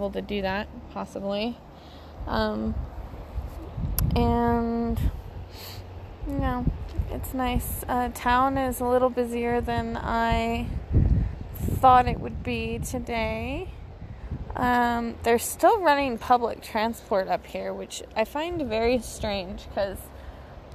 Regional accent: near the Crystal River, Colorado, United States; I grew up near the Crystal River, which was basically in my backyard

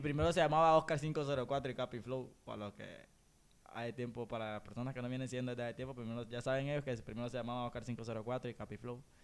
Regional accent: Honduras; somos HN porque somos hondureños

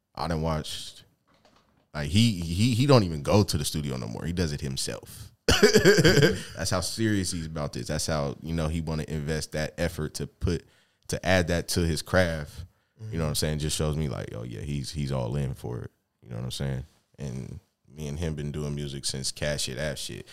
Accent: Seattle, Washington, United States; growing up in Seattle

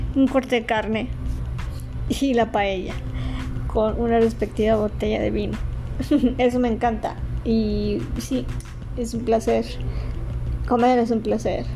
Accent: Ciudad Juárez, Chihuahua, Mexico; also born or lived in Mexico City; Nací en la Ciudad de México y a los cuatro años me mudé a Ciudad Juárez. Ya, ya, tengo viviendo aquí en Ciudad Juárez 33 años

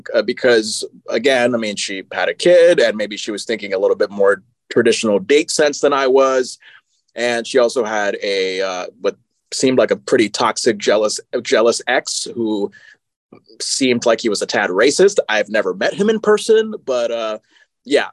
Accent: Connecticut, United States; moved away; when I was in my home state of Connecticut.

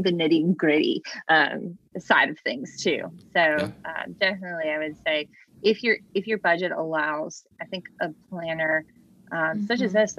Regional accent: the East Coast of Virginia, United States; moved away as an adult; also born or lived in Charlottesville, Virginia; now in Richmond, United States; I'm originally from the East Coast uh, down near uh, the beach

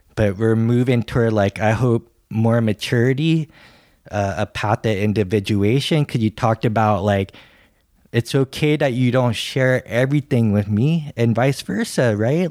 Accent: California, United States; accent: American English, California; I'm American English, California

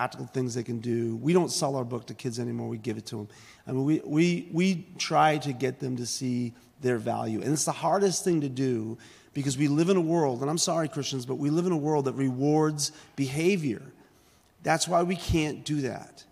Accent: Boston, Massachusetts, United States; I grew up in South Boston, Massachusetts

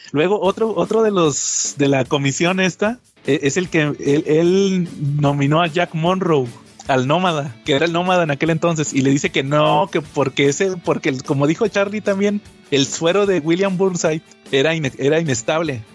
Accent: Mexico; en México que somos tan nacionalistas

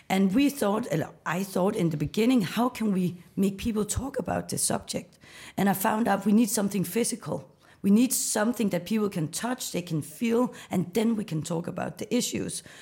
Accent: Copenhagen, Capital Region of Denmark, Denmark; I'm from Copenhagen.

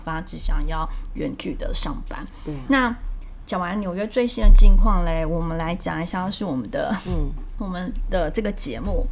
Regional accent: Taiwan; moved away as an adult; now in New York, United States; 因为毕竟是我们是台湾长大的小孩，嗯。在台湾工作过

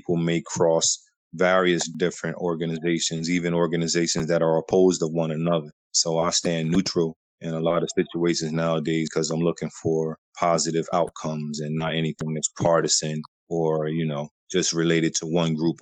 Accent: Trenton, New Jersey, United States; I come from Trenton, New Jersey.

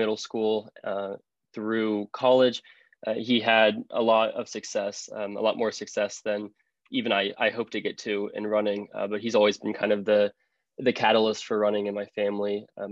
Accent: Cincinnati, Ohio, United States; I am from Cincinnati, Ohio

